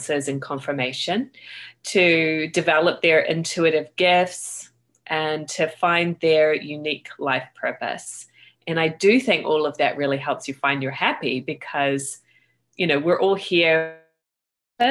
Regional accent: Christchurch, Canterbury, New Zealand; I grew up in Christchurch, New Zealand

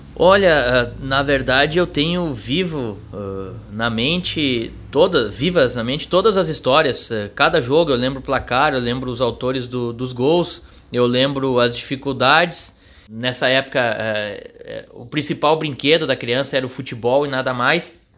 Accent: Bagé, Rio Grande do Sul, Brazil; como eu nasci em Bagé

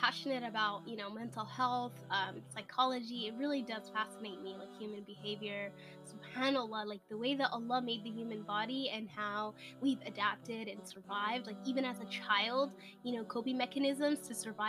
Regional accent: United States; I was born and raised in the United States, alhamdulillah, and I come from a Muslim family, a Somali

